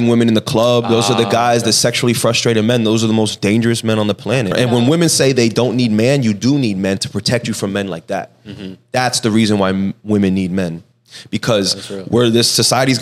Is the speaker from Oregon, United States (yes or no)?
no; Miami, Florida, United States; I speak Spanish, and I'm from Miami, so I have like an accent